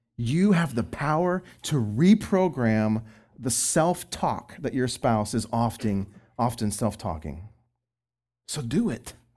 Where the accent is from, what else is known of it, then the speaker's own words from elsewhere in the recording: Texas, United States; I'm from Texas